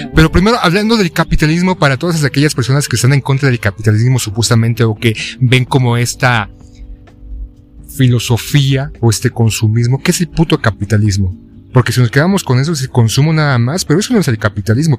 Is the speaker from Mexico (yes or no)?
yes; Mexico; como mexicanos